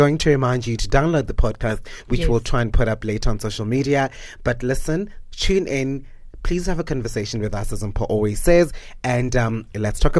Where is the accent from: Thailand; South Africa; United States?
South Africa; that brand for me is something that raised us as Africans and as South African blacks